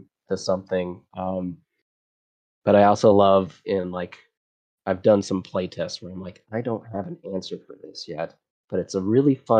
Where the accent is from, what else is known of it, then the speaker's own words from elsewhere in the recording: Texas, United States; I'm from Texas